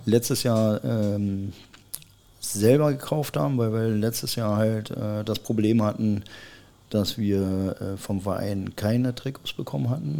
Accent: Berlin, Germany; moved away as an adult; also born or lived in Cottbus; ich bin gebürtiger Berliner

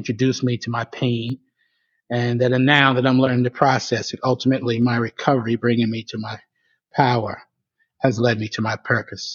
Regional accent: New York, United States; now in Atlanta, United States; I'm originally from New York

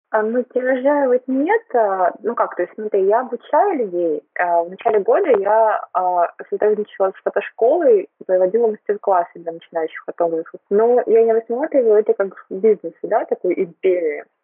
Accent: Tyumen, Tyumen Oblast, Russia; moved away as an adult; now in Moscow, Russia; я родилась в Тюмени, выросла в Тюмени, училась в Тюмени

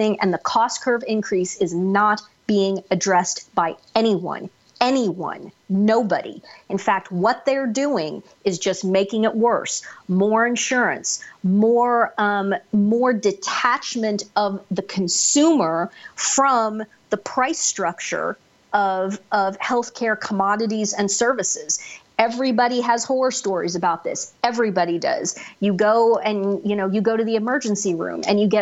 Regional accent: United States; where I grew up outside of Kansas City

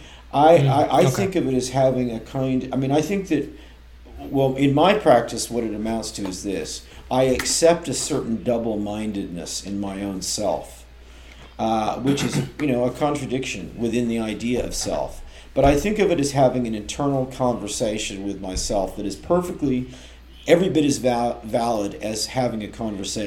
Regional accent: Oakland, California, United States; moved away; also born or lived in Melbourne, Australia; I'm from Oakland, which was famous up until fairly recently for girls' jump rope rhymes

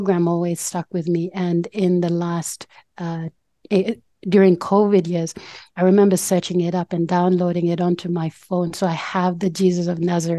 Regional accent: Port Moresby, National Capital District, Papua New Guinea; moved away as an adult; now in Brisbane, Australia; the village I'm from, the Tanwabata village in Port Moresby, Papua New Guinea

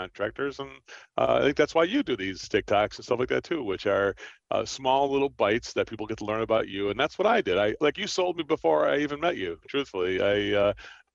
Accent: Trenton, New Jersey, United States; I'm from Trenton, New Jersey

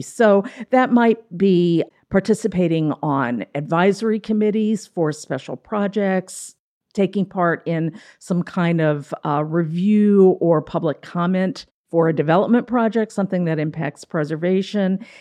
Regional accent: Frederick, Maryland, United States; moved away as an adult; also born or lived in Savannah, Georgia; I did grow up in Frederick

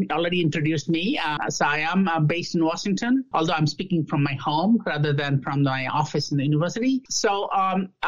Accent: India; also born or lived in Australia / Canada / Singapore / United Kingdom; now in United States; I was born in India

